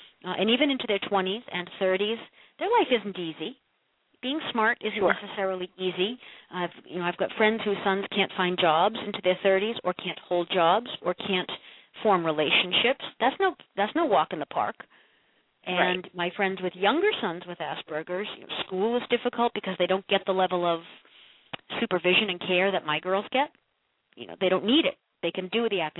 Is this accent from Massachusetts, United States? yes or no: yes; Massachusetts, United States; moved away as an adult; also born or lived in Ohio; now in Connecticut, United States; we moved in with my mom and dad in my old house where I grew up in Massachusetts for a year